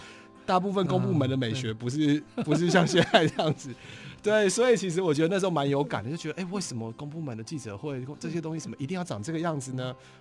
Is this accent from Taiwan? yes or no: yes; Keelung, Taiwan; born there; also born or lived in Hualien / Fengyuan, Taichung; 我住过很多地方，我住我在基隆出生，然后住到花莲，然后台中丰原，对。那但是就是没有，其实我没有住过南部，台湾我唯一没有住过，除了外岛以外，就是南南部没住过。